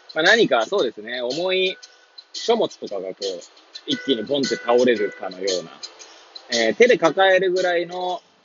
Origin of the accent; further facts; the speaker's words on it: Hachioji, Tokyo, Japan; moved away as an adult; now in Kamaishi, Japan; 八王子生まれ、八王子育ち、震災の前の年から玉石で働く